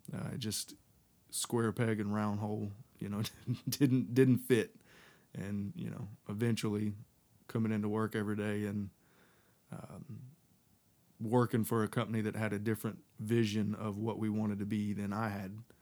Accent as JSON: {"language": "English", "region": "Texas", "country": "United States", "tie": "born or raised there", "moved": "as an adult", "lives_now": "North Carolina, United States", "said": "I was living in Texas, um, where I was raised"}